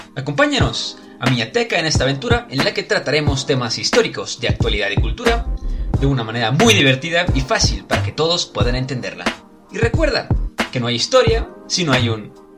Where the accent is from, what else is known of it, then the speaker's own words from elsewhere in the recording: Mexico; somos mexicanos